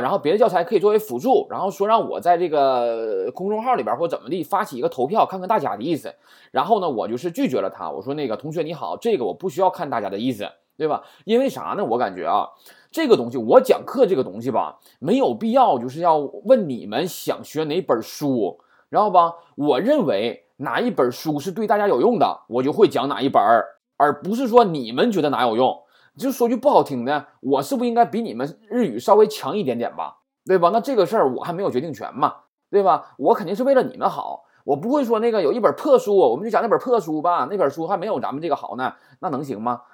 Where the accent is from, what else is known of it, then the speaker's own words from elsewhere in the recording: China; 我们中国人